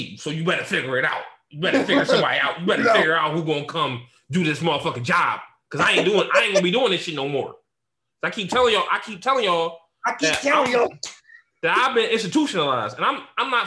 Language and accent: English; Philadelphia, Pennsylvania, United States; accent: black Philly accent; my black Philly accent